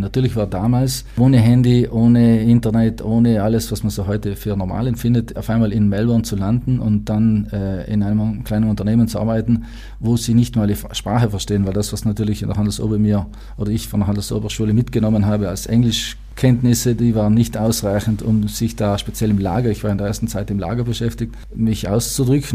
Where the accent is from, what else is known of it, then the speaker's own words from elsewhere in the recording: South Tyrol, Trentino-Alto Adige, Italy; also born or lived in United States; wir als Südtiroler